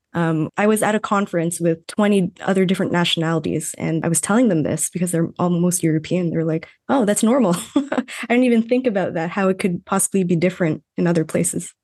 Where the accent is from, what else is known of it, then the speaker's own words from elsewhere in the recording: Toronto, Ontario, Canada; first language Tagalog; English is a second language; moved away as an adult; also born or lived in Vancouver / Calgary; I was born in Toronto, but I grew up in a Filipino household. So I actually learned Tagalog first and I learned English in school